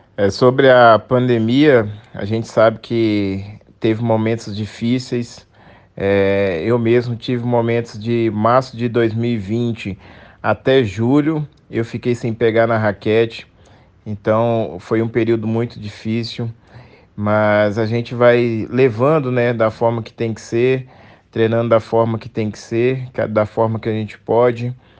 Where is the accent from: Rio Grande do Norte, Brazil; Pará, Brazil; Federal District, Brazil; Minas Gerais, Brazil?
Minas Gerais, Brazil; Belo Horizonte; sou mineiro de BH